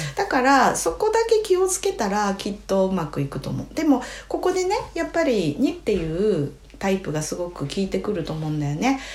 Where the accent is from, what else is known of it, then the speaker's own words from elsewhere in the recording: Hokkaido, Japan; 私たち北海道民